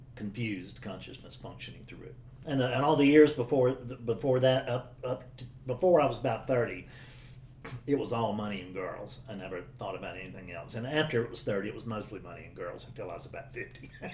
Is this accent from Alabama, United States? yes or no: no; South Carolina, United States; I'm a guy from South Carolina